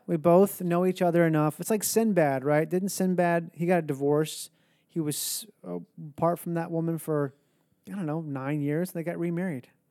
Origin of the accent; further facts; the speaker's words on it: Minnesota, United States; moved away; I grew up in Minnesota